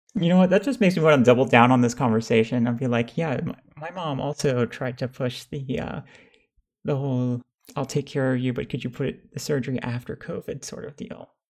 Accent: United States; I was raised in America

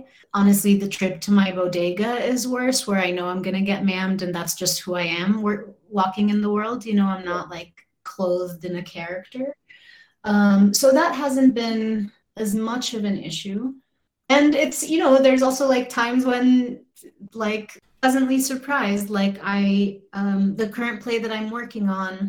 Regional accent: Kuwait; also born or lived in Egypt; I did grow up speaking it at home. You know, I grew up in Kuwait and Egypt, and it was the language that my family used with one another, but my education has always been in English.

